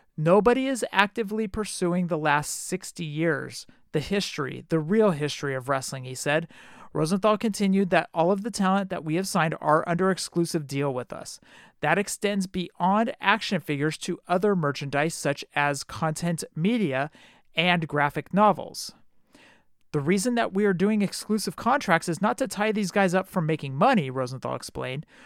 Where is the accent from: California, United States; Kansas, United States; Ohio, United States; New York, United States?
California, United States; Oakland; I'm from Oakland